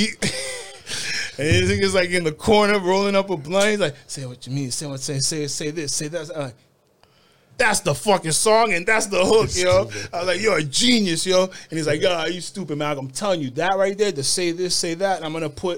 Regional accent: Kendall, Florida, United States; also born or lived in New York; when we grew up in Kendall was very like Caribbean and Latin

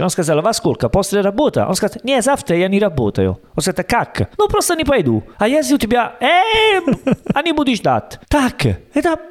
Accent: Italy; Russian is a second language; Я из Италии

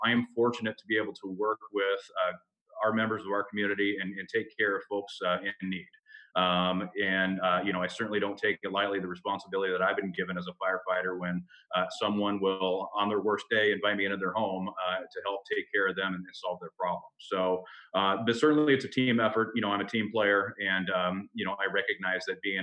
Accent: Pierce County, Washington, United States; born and raised in Pierce County. I've actually never lived anywhere else in my entire life

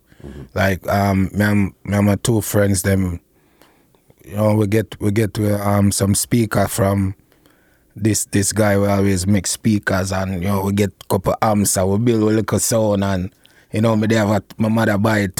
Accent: Portmore, Saint Catherine Parish, Jamaica; I mean, it was nice, you know what I mean? With the whole heap of things as a youth, you know, make play a wheel and wire, you know, catch crab

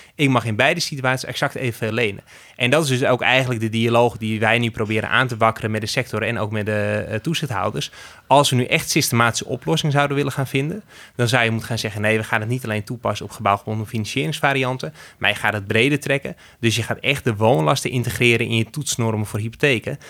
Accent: Netherlands; we als Nederlanders

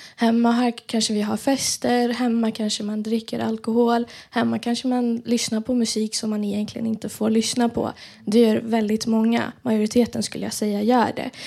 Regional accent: Iran; moved away; vi alla som tillhör diasporan, alltså är utanför Iran

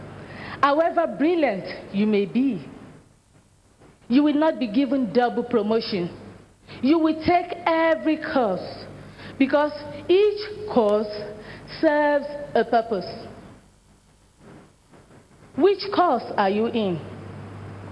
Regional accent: Nigeria; I'm a Nigerian

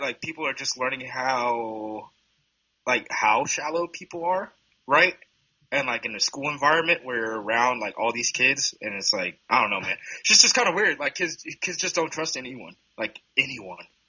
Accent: Hood River, Oregon, United States; I'm from Hood River Valley, right? So I, am from Hood River, Oregon. Uh, Hood River Valley High School is one of two schools that, when I graduated in 2012

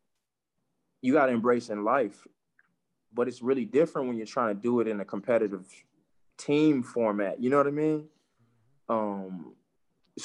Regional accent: Nigeria; I'm Nigerian

